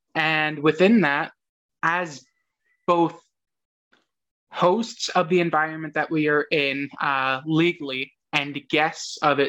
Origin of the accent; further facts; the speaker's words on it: United States; And yes, we are American, and I fully believe that we have to recognize that and recognize that this is where we were raised